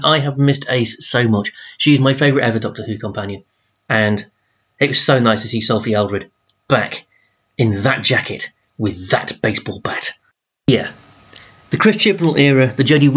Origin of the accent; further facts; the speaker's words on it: Doncaster, Yorkshire and the Humber, United Kingdom; I'm from Doncaster, and that's such a Doncaster Sheffield thing.